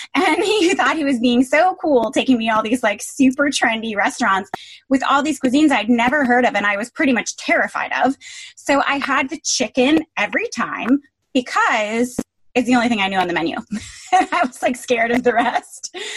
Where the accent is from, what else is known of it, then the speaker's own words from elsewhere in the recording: Connecticut, United States; now in New York, United States; I grew up in Connecticut where your options are McDonald's or Country Club